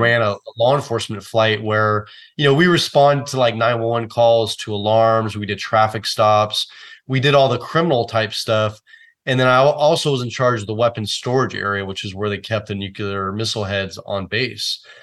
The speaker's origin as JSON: {"language": "English", "town": "Oakland", "region": "California", "country": "United States", "tie": "born or raised there", "said": "So I grew up in the San Francisco Bay Area. I was actually born and raised in Oakland"}